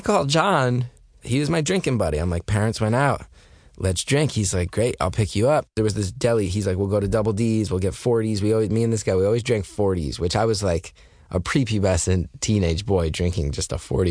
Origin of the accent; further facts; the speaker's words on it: New Jersey, United States; I grew up in North Jersey